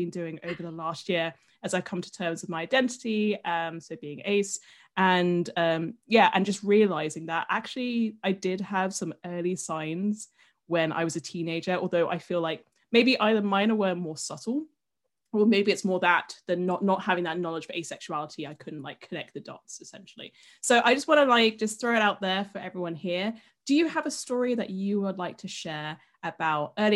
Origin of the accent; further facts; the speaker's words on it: United Kingdom; as a Brit